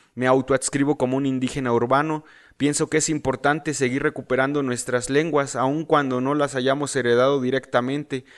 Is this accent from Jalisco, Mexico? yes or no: no; Mexico City, Mexico; first language Spanish; nací en la Ciudad de México.